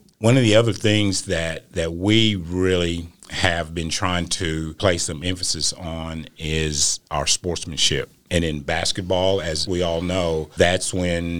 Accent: Pauls Valley, Oklahoma, United States; started back in my hometown in Paul's Valley as a math teacher and coach

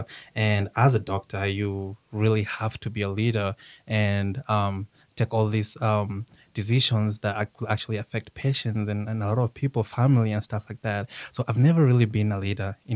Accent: Kenya; now in United States; I was born in Kenya. I moved to the United States in 2010.

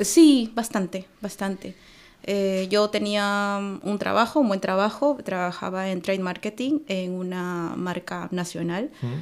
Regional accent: Lima, Peru; moved away as an adult; now in Oulu, Finland; soy de Lima, Perú.

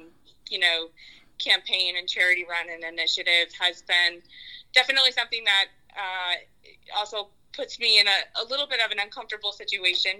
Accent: San Antonio, Texas, United States; also born or lived in Houston; San Antonio is my hometown.

